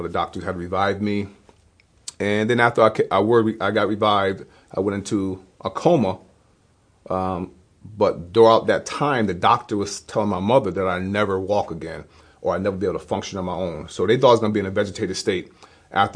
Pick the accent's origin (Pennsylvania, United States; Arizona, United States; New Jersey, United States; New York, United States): New York, United States; Hudson; moved away as an adult; now in Fulton, United States; I grew up in Hudson, New York, born and raised